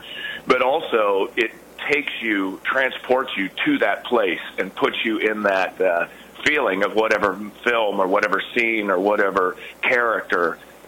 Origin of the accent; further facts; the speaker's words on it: Cincinnati, Ohio, United States; now in New York, United States; I come from Cincinnati, so we tried to get him back there when I was living in Cincinnati a number of times.